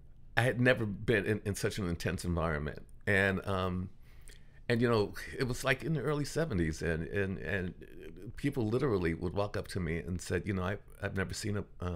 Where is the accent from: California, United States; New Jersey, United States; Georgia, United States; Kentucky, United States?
California, United States; Los Angeles; and I was from Los Angeles. I kind of grew up in South